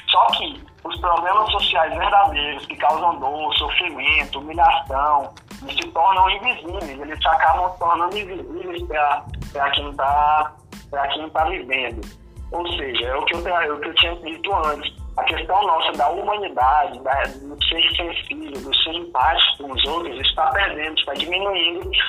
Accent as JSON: {"language": "Portuguese", "country": "Brazil"}